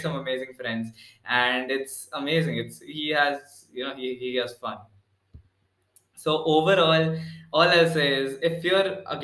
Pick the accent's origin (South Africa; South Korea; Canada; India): India; Pune, Maharashtra; I'm from Pune